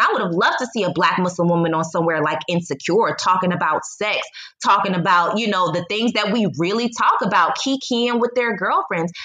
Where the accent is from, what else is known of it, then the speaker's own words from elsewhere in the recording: United States; moved away as an adult; also born or lived in Poland / China / Egypt; now in Mexico; I am a Black American, I still am an American